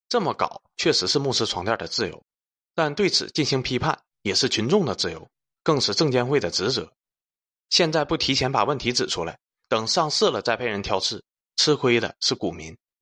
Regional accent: China; 我们中国人

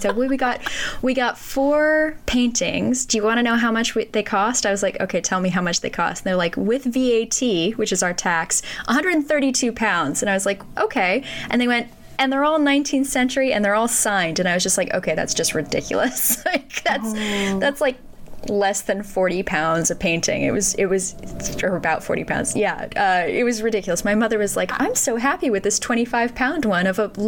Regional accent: Southern California, United States; I grew up in Southern California

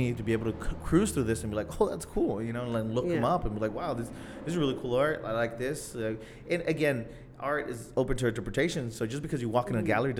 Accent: Chula Vista, California, United States; also born or lived in National City; I also come from the South Bay, and I mean, we have things. I mean, I grew up in National City and in Chula Vista.

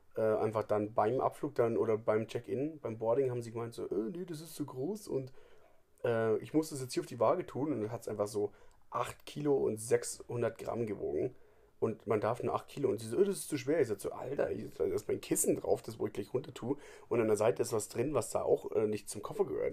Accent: Germany; bei uns in Deutschland

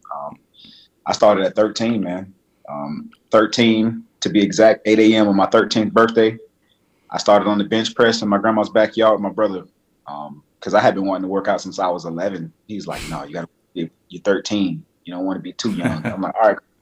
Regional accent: Miami, Florida, United States; moved away as an adult; also born or lived in Georgia; now in Atlanta, United States; am born and raised in Miami, uh, Miami.

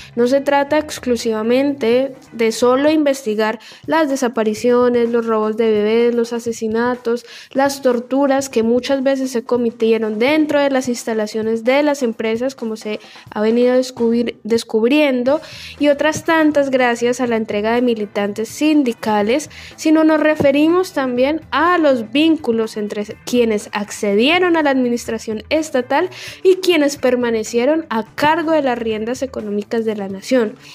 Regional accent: Colombia; also born or lived in La Boca, Buenos Aires, Argentina; now in Argentina; Yo en mi país soy hincha del equipo más grande de Colombia

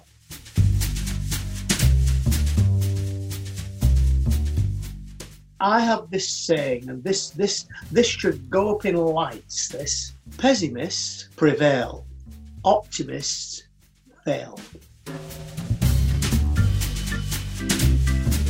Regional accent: United Kingdom; as a Brit

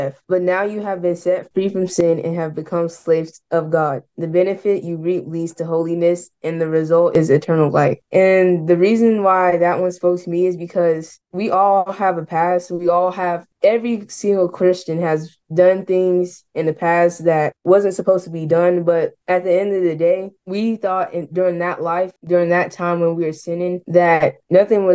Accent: Oklahoma City, Oklahoma, United States; I'm 15 years old. I'm from Oklahoma City

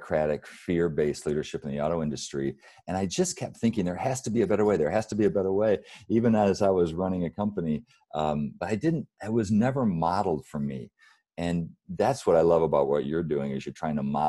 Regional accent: Battle Creek, Michigan, United States; I grew up in Battle Creek, Michigan, really poor upbringing

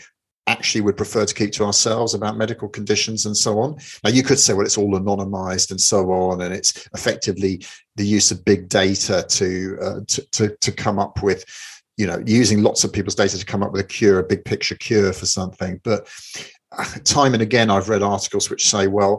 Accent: London, United Kingdom; born and raised in London

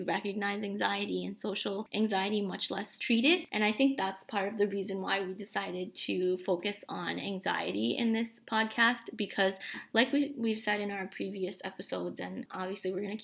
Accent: New York City, New York, United States; first language Bengali; English is a second language; also born or lived in Bangladesh; I've spent my whole life here, you know, growing up in New York City

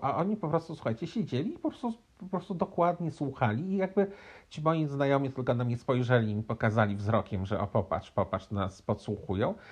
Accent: Poland; also born or lived in United States; now in Montreal, Canada; urodziłem się w Polsce, jestem Polakiem

